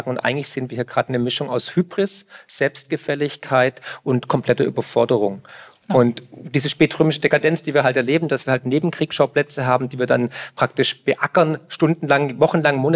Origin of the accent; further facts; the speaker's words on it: Swabia, Germany; ja, ich komme aus dem Schwabenland, wir verwenden nur noch den Waschlappen.